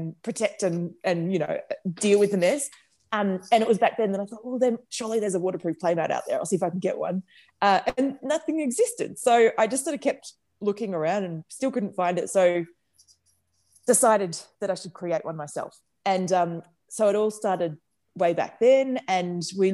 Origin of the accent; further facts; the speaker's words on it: Bendigo, Victoria, Australia; also born or lived in Melbourne; we grew up in Melbourne until I was 10, and then we moved to Bendigo because my mum and dad bought a motel and restaurant up there